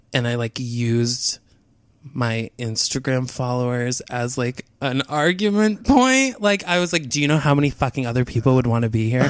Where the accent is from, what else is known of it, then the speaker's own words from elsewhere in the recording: outside Albany, New York, United States; I'm from outside Albany